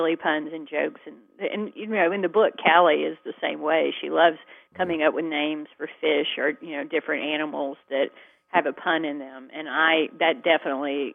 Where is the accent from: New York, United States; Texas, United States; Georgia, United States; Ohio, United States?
Georgia, United States; my home state